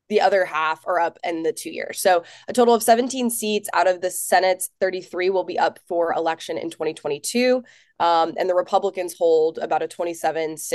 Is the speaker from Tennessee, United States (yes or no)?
yes; Nashville, Tennessee, United States; and I'm from Nashville.